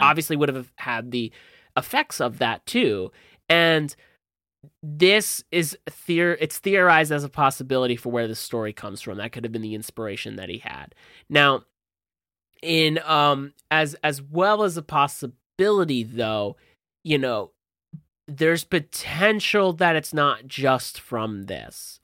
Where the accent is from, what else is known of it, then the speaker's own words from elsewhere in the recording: New Jersey, United States; I'm from Jersey